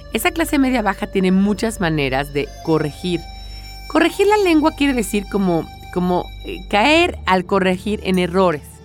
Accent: Mexico; a mí como mexicana, que no tengo este dialecto madrileño

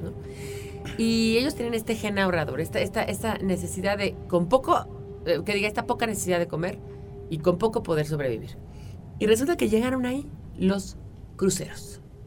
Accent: Mexico City, Mexico; tú y yo somos chilangos

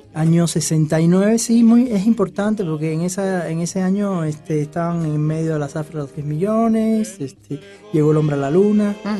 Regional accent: Havana, La Habana, Cuba; now in Mexico; Nací en la, ciudad de La Habana

